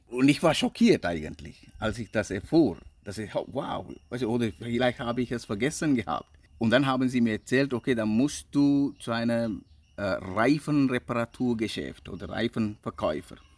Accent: Sri Lanka; German is a second language; also born or lived in England; now in Switzerland; ich bin hier aufgewachsen, mm, Schule besucht und ich bin immer noch ziemlich ein Sri Lanker

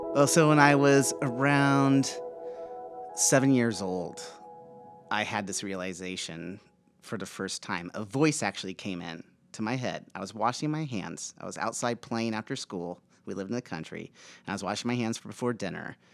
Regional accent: Aurora, Nebraska, United States; I grew up in Aurora, Nebraska, a small farming town, um, in the eighties

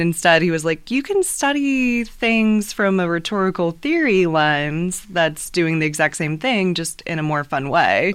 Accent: New Haven, Indiana, United States; I am from New Haven originally

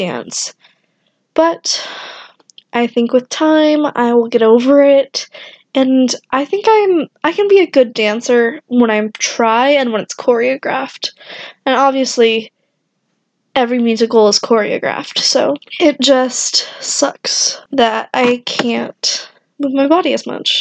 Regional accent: Wichita, Kansas, United States; I am from Kansas, Wichita to be exact

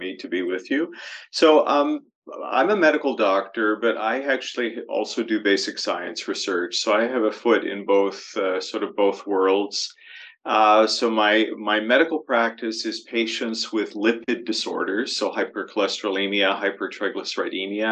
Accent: Toronto, Ontario, Canada; moved away as an adult; now in London, Canada; Toronto was my hometown

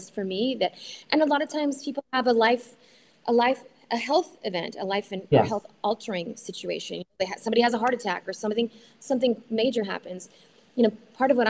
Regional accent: Oklahoma City, Oklahoma, United States; moved away; I'm from Oklahoma City. I grew up there, and my mom still lives there.

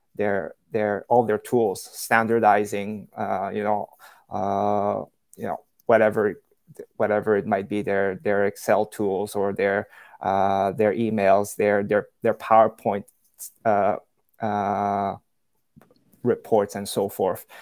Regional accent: Canada; moved away as an adult; also born or lived in China; I'm originally from from Canada. Um, that's where I grew up

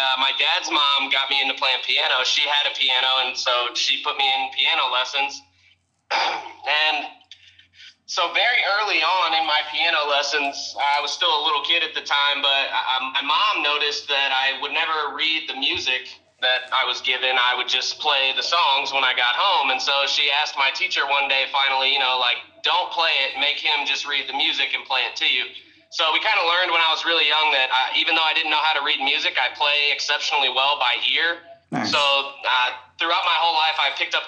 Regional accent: St. Louis, Missouri, United States; moved away as an adult; now in Texas, United States; I'm from, born and raised, St. Louis, Missouri. Lived there up until about a year ago when I moved to Texas

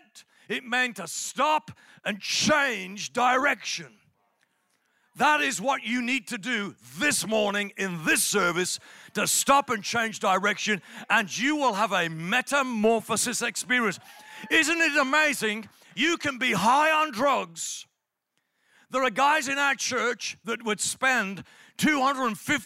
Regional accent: England, United Kingdom; I'm from England

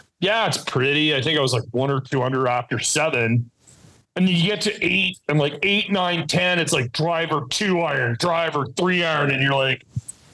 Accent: Winnipeg, Manitoba, Canada; moved away as an adult; now in California, United States; I'm from Winnipeg

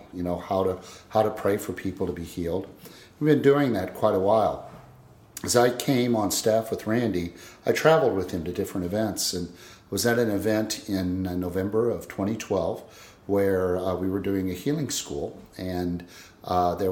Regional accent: Illinois, United States; now in Pennsylvania, United States; I am originally from Illinois, but I currently live in Pennsylvania

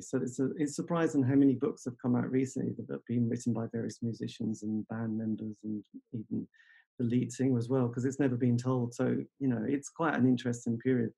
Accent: England, United Kingdom; being English

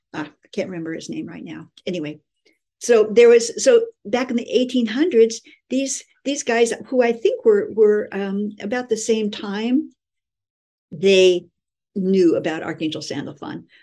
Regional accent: California, United States; moved away as an adult; also born or lived in Honolulu, Hawaii; I was living in Hawaii and I'm from California

